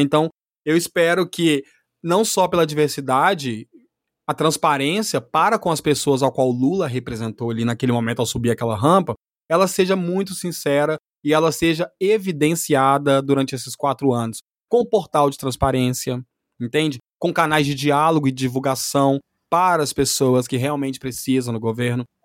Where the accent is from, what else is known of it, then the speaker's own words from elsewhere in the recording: Brazil; enquanto brasileiro